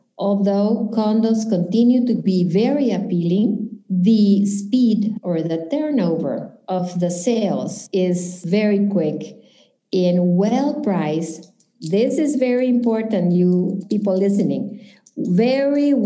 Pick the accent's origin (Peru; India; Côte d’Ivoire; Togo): Peru; Lima; moved away as an adult; now in Key Biscayne, United States; I'm originally from Lima, Peru.